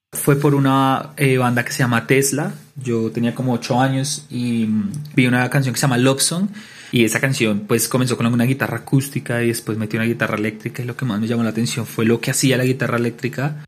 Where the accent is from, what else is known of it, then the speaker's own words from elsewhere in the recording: Bogotá, Colombia; also born or lived in Cartagena; Yo soy de Bogotá